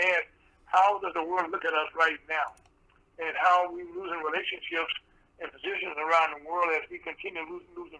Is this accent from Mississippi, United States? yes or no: yes; Mississippi, United States; moved away; also born or lived in Delta, Louisiana; I grew up in Mississippi where they had the poll tax and stuff like that.